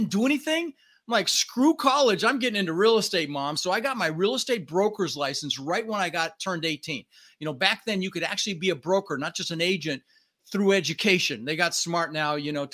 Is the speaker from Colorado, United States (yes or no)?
yes; Denver, Colorado, United States; English is a second language; also born or lived in Netherlands; And we ended up in Denver, Colorado